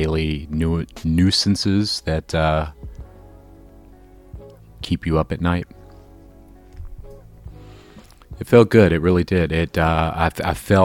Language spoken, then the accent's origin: English; Jacksonville, Florida, United States; moved away as an adult; now in Chicago, United States; I was born and raised in Jacksonville, and you know, I've been in Chicago well over 10 years